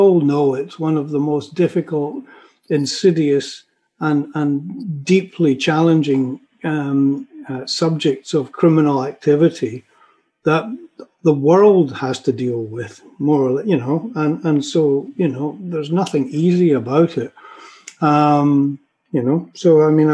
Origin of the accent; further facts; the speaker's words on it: Scotland, United Kingdom; moved away as an adult; also born or lived in London / West Country; a very young, naive Scottish guy